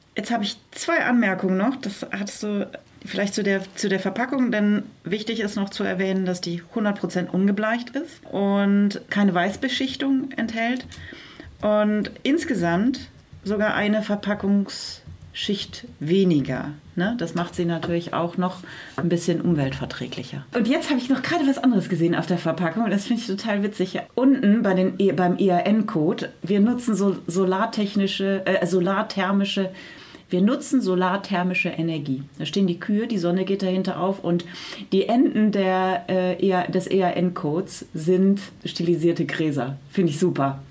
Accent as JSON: {"language": "German", "area": "Münsterland", "region": "North Rhine-Westphalia", "country": "Germany", "said": "aus dem heimischen Münsterland, also kann man ja auch als Münsterländer"}